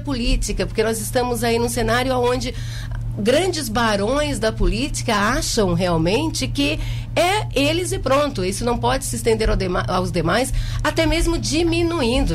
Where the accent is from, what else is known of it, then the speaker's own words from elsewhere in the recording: Jaguaruna, Santa Catarina, Brazil; eu nasci em Jaguaruna, no Hospital de Caridade, né? Há 43 anos.